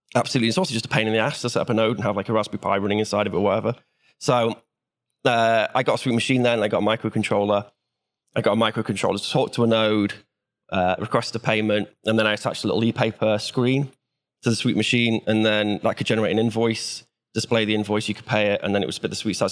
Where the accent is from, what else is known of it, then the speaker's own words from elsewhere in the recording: Wales, United Kingdom; I'm from Wales